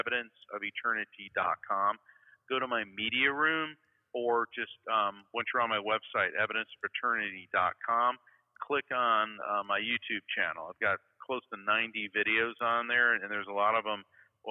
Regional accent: Florida, United States; I'm from Florida.

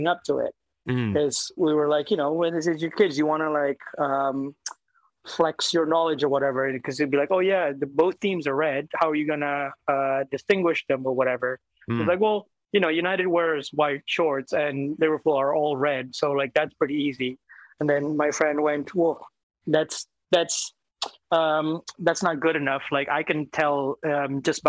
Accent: Jakarta, Indonesia; moved away; I grew up in Jakarta, essentially, like in Asia

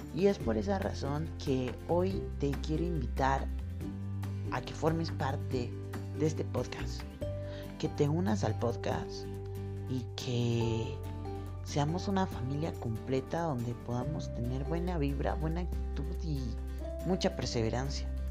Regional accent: Colombia; now in Quito, Ecuador; Soy de Colombia, vivo acá en Ecuador, en la ciudad de Quito

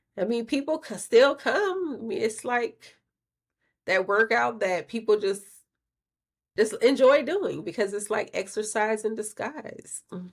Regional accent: Louisiana, United States; I'm from Louisiana

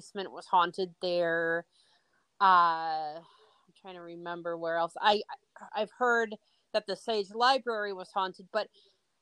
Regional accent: Bay City, Michigan, United States; when I was growing up in Bay City

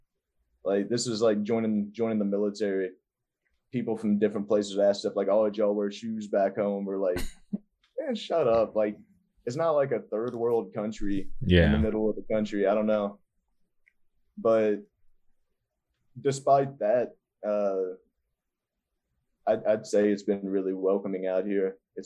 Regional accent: Kentucky, United States; also born or lived in California; now in Los Angeles, United States; there was a venue in my hometown in Kentucky

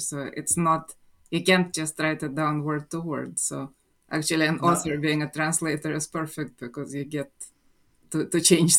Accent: Russia; first language Russian; English is a second language; moved away as an adult; now in United States; So, so I was born in Russia, and I actually moved to the United States as an adult. And my first book was written in Russian. But and then I took a huge dictionary and translated it into English. And in the process, I switched languages. So now I write and think in English, actually.

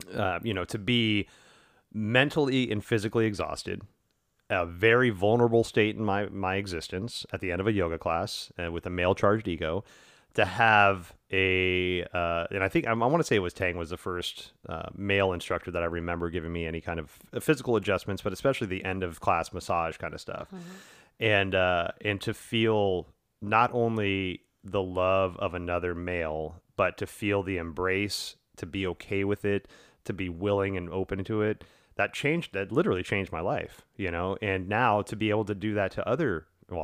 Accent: the South, United States; And I grew up in the South in a very racially charged area, in a very sexually charged area

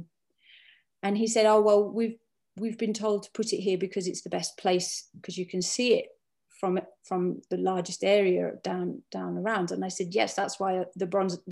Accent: Cumbria, North West England, United Kingdom; where I grew up in Cumbria

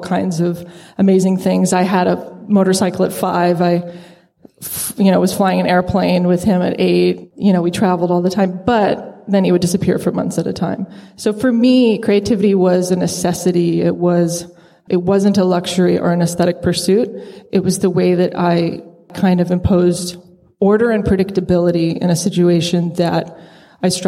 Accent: Tucson, Arizona, United States; I grew up in Arizona, in Tucson, Arizona

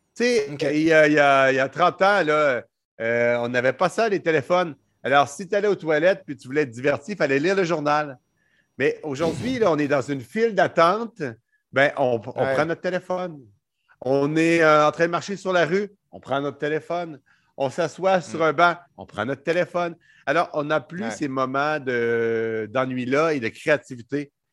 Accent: Canada; je suis pas belge. Moi, je suis canadien

